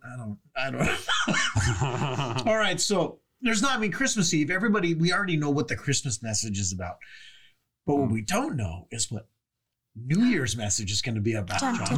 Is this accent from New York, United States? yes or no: no; California, United States; moved away; because I'm from California